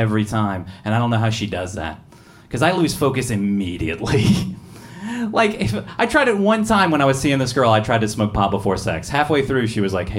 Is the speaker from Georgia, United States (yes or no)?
yes; near Atlanta, Georgia, United States; now in Seattle, United States; I grew up near Atlanta, Georgia